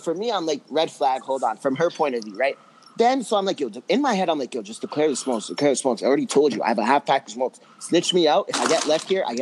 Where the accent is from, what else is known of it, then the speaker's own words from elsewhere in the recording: Toronto, Ontario, Canada; we're from Toronto.